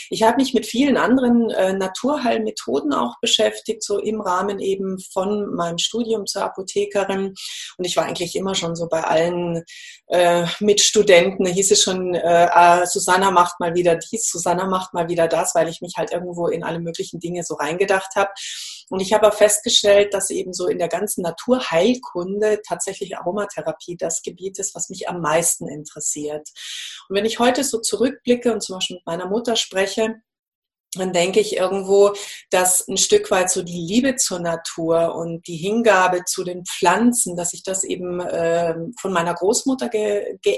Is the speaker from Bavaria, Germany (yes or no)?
yes; Munich, Bavaria, Germany; also ich bin in München aufgewachsen und habe da auch studiert